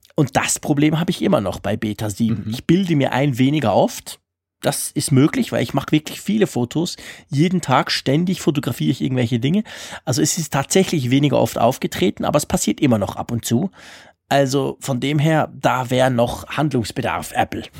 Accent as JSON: {"language": "German", "country": "Switzerland", "said": "bei uns in der Schweiz"}